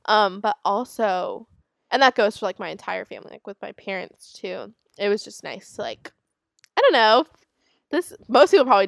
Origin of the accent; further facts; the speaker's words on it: Palm Beach, Florida, United States; I'm from Palm Beach, Florida. Look it up.